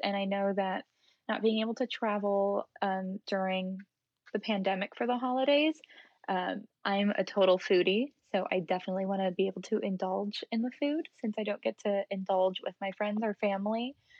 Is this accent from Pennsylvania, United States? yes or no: no; Virginia, United States; my whole goal for USA is to represent my home state. And growing up right outside DC, DC and Virginia are the places that are nearest to me.